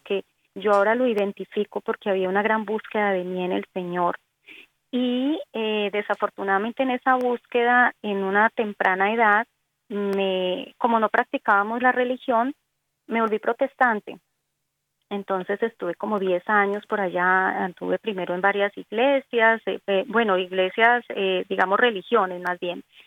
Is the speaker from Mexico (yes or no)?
no; Cali, Valle del Cauca, Colombia; accent: Colombian Antioquian; soy colombiana, nací en Cali